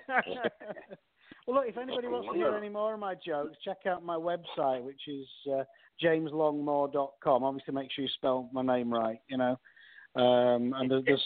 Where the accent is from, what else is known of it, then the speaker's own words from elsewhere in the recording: England, United Kingdom; I'm from England